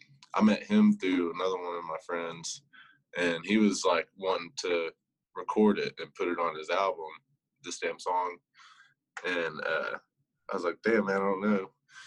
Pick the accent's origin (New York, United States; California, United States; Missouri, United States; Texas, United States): Texas, United States; Paris; moved away as an adult; also born or lived in Sulphur Springs, Texas; now in Lubbock, United States; But I'm originally from Northeast Texas, up in Paris, and also claim Sulphur Springs a little bit too, because I went to school out in Yanis for 2 years, so I know some folks out in that direction also. But I live in Lubbock now. I've been there for about 3 years now